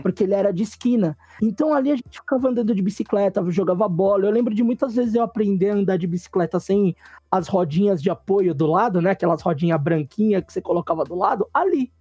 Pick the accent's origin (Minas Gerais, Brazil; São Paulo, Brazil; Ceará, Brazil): São Paulo, Brazil; eu, sou nascido da Zona Leste